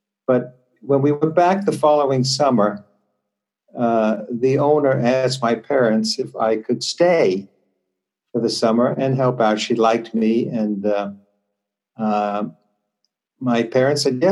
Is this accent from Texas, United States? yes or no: no; New York City, New York, United States; I was born in New York City, in the section called Greenwich Village